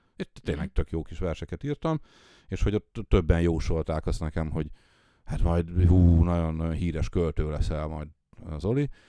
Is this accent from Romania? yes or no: no; Tiszalök, Szabolcs-Szatmár-Bereg, Hungary; also born or lived in Nyíregyháza; én ugye vidéki gyerek vagyok, Aha. és, és Nyíregyházán, meg szülőfalum, most már város, Tiszalökön nevelkedtem